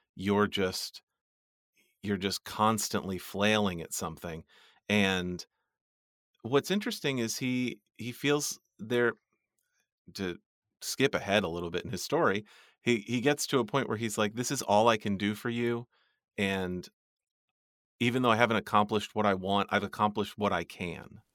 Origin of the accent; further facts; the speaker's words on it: United States; I'm an American